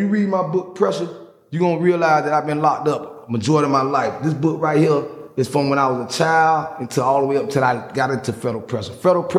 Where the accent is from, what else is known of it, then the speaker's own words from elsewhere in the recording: Miami, Florida, United States; I'm an OG from Miami, man.